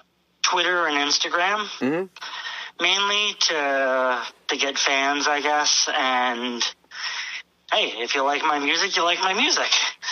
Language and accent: English; Toms River, New Jersey, United States; I'm from Toms River, New Jersey.